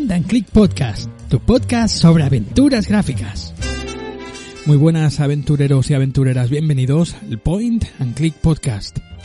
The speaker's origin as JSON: {"language": "Spanish", "town": "Barcelona", "region": "Catalonia", "country": "Spain", "tie": "born or raised there"}